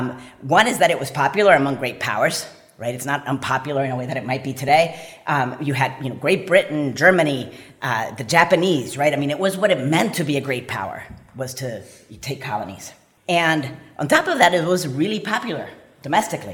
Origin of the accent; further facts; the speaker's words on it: Puerto Rico; moved away; I'm from Puerto Rico, and I grew up there